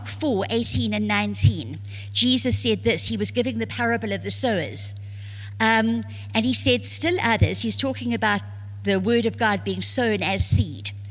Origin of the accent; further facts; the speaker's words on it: South Africa; I was born and raised in South Africa